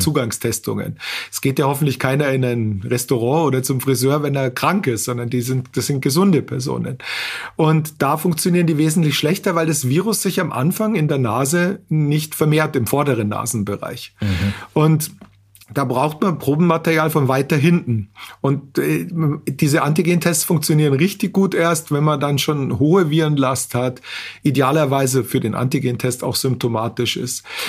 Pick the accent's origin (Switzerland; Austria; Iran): Austria; bei uns in Österreich